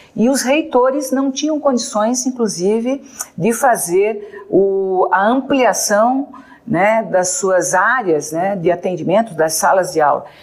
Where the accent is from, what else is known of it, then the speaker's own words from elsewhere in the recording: Santa Catarina, Brazil; eu sou de Santa Catarina